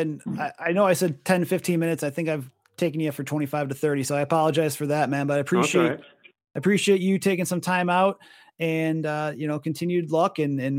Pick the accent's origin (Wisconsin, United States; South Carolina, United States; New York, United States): Wisconsin, United States; since I'm from Wisconsin and I did go to University of Wisconsin-Madison